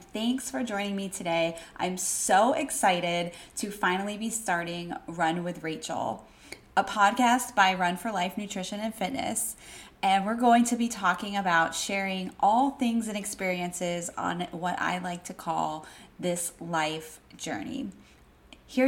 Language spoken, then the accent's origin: English; Wellington, Florida, United States; moved away as an adult; now in Washington, D.C., United States; I grew up in South Florida, Wellington, Florida